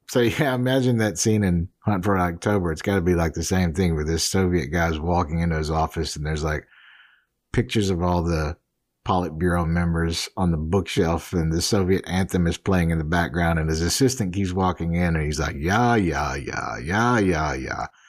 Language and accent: English; New Orleans, Louisiana, United States; I grew up in New Orleans, so off and on